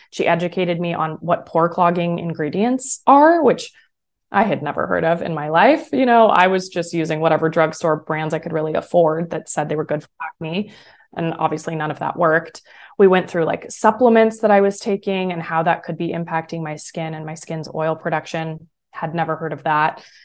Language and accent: English; San Francisco, California, United States; also born or lived in San Diego; I grew up in San Francisco, California, that area.